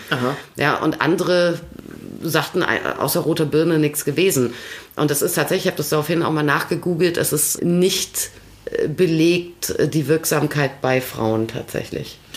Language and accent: German; Vechta, Lower Saxony, Germany; ich bin auf dem Gymnasium Antonianum Fechter zur Schule gegangen.